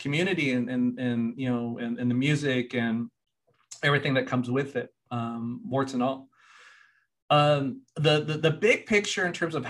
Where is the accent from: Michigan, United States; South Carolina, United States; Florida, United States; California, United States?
California, United States; Lompoc; also born or lived in Washington, D.C.; I grew up in Santa Barbara County in this tiny, tiny remote farm working community called Lompoc